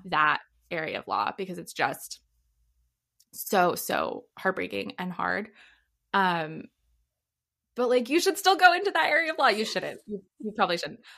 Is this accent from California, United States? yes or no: yes; Los Angeles, California, United States; moved away as an adult; also born or lived in Rhode Island / Washington, D.C. / Boston / Texas; now in San Diego, United States; I'm originally from L A.